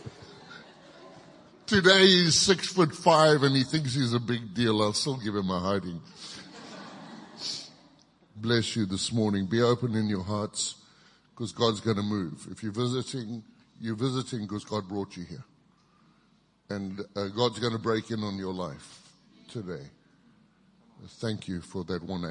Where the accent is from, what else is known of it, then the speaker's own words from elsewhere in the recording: Kitwe, Copperbelt Province, Zambia; also born or lived in Zimbabwe; now in Thailand; I grew up in Zambia, and I was in a little town called Kitwe for many, many years